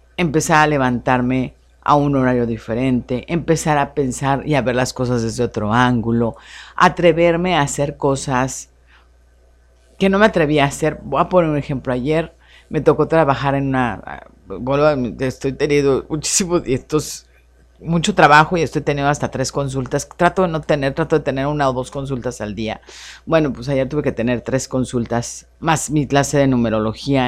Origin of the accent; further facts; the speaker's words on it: Mexico City, Mexico; also born or lived in Hermosillo; now in Tijuana, Mexico; como yo soy de la Ciudad de México